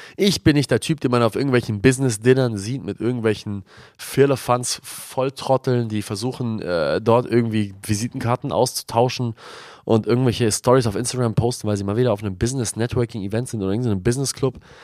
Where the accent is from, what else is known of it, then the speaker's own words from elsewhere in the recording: Germany; also born or lived in Australia; hier bei uns in Deutschland